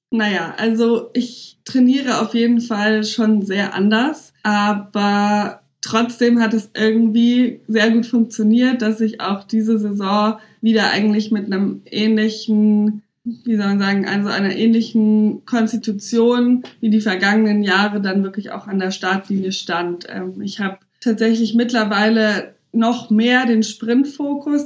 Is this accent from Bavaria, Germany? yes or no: yes; Munich, Bavaria, Germany; moved away as an adult; now in Berlin, Germany; ich bin ja auch gebürtig aus München und habe einfach noch nie woanders gewohnt